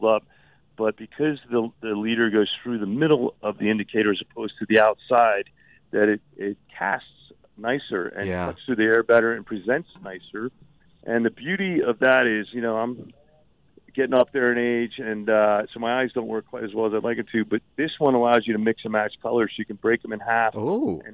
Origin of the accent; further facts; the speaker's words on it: Miami, Florida, United States; moved away; I grew up in Miami. I'm a sunshine boy